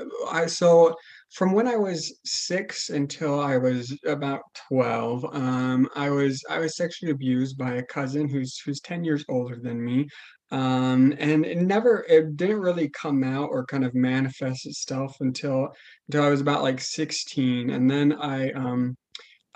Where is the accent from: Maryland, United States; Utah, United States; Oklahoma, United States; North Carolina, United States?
Utah, United States; Logan; also born or lived in Colorado; I grew up in Logan, Utah. I pretty much lived in Utah most of my life.